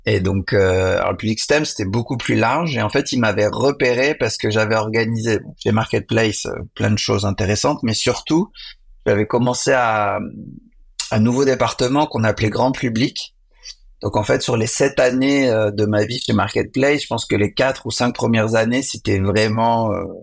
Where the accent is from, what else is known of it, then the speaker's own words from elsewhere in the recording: Lyon, Auvergne-Rhône-Alpes, France; born there; parce que moi je suis né à Lyon, donc j'avais organisé deux événements pour